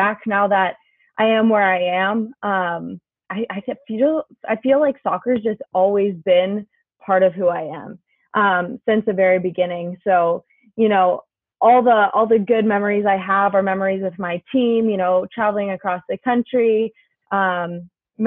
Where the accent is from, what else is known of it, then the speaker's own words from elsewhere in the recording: Littleton, Colorado, United States; Littleton was a great place to grow up